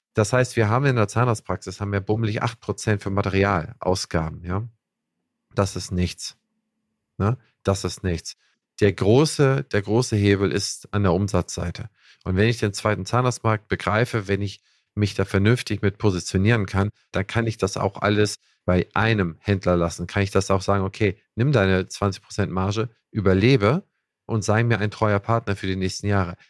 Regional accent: Schleswig-Holstein, Germany; ich als Holsteiner

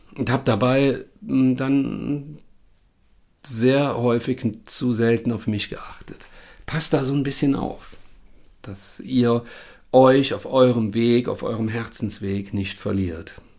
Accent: Rhineland, Germany; hier bei uns im Rheinland

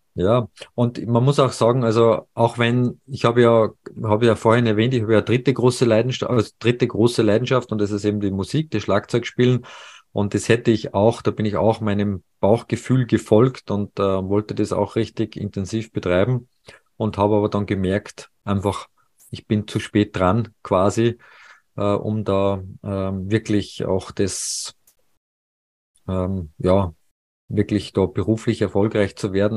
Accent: Salzburg, Austria; moved away as an adult; also born or lived in Paris; Salzburg ist ja meine Heimat

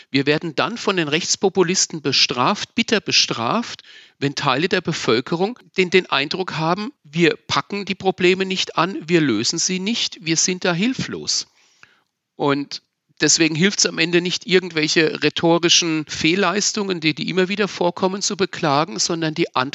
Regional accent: Wörth am Main, Bavaria, Germany; Ich bin in Wörth am Main, in meiner Heimatgemeinde, mit türkischen, mit marokkanischen Kindern groß geworden

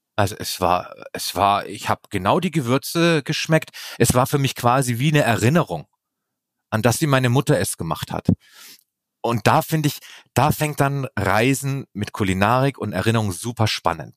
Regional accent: Bavaria, Germany; Ich komme sogar aus Bayern

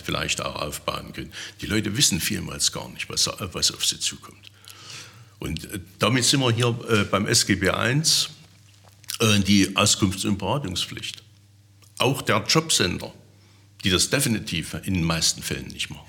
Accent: Erfurt, Thuringia, Germany; moved away as an adult; also born or lived in Saxony-Anhalt / Milzau; now in Teuchern, Germany; bin ich dann von Thüringen dann hierher gezogen vom Gedanken her bin ich immer, eine, immer, immer Thüringer. Es wird auch so bleiben. Ich werde immer eine Erfurter Puffbohne bleiben

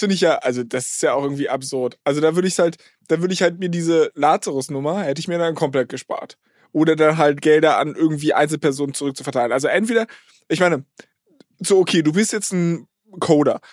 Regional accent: Berlin, Germany; Ich komme eigentlich aus Berlin

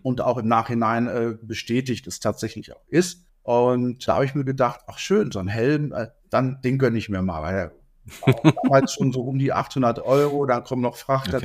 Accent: Dortmund, North Rhine-Westphalia, Germany; moved away; meiner Heimatstadt Dortmund

